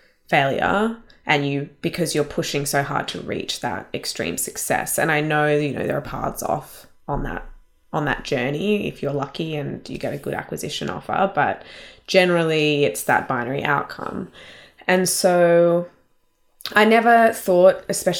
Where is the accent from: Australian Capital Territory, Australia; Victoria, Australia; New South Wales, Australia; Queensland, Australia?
Australian Capital Territory, Australia; Canberra; I grew up in Canberra, which is the capital of Australia